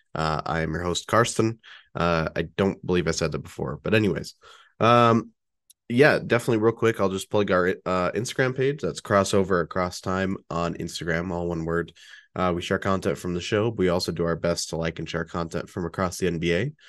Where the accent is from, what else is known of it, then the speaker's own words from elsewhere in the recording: Utah, United States; here in my home state, Utah.